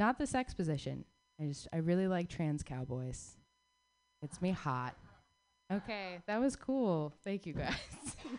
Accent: Southwest, United States; growing up in the Southwest gave me a very particular set of interests, you know?

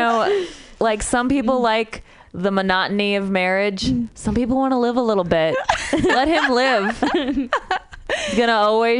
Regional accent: Midwest, United States; I'm from the Midwest. We don't distinguish between pen and pen, you know?

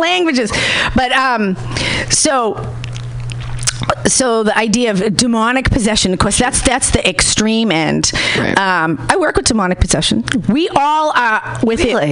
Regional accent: Boston, Massachusetts, United States; I'm from Boston

